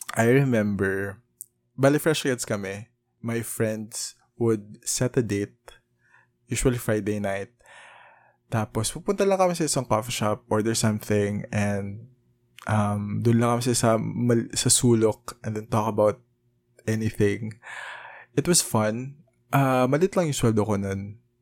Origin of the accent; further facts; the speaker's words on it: Philippines; as a probinsyano